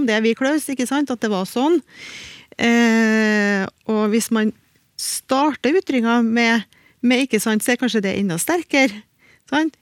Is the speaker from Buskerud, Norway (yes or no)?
no; Trøndelag, Norway; accent: Trøndersk; I trøndersk, iallfall i min dialekt